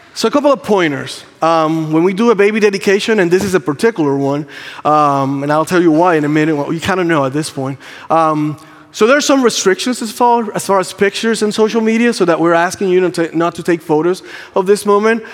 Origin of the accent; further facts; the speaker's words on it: Puerto Rico; English is a second language; moved away; English is not my first language. Um, I'm Puerto Rican.